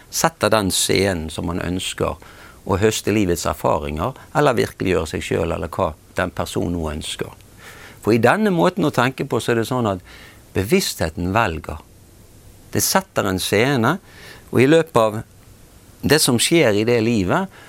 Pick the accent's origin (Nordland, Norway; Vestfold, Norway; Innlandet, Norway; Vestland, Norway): Vestland, Norway; Bergen; jeg er blitt fortalt at jeg er født i, i Bergen i 1952